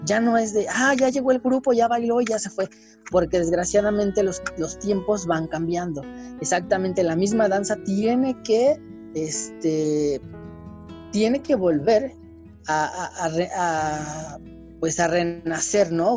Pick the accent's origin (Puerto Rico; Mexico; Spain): Mexico; nosotros como mexicanos